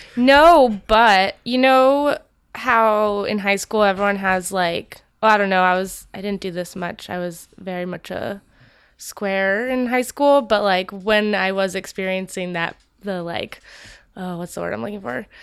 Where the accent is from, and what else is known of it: Napa, California, United States; born or raised there